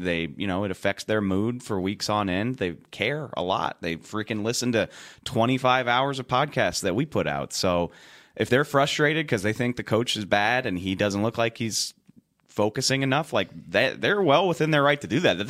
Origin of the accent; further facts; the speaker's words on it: South Louisiana, United States; I'm from South Louisiana. That's why.